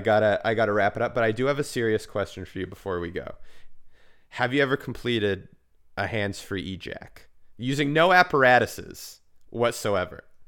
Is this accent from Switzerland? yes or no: no; Vancouver, British Columbia, Canada; growing up in Vancouver, whereas we have a very big pride, there's a huge queer community here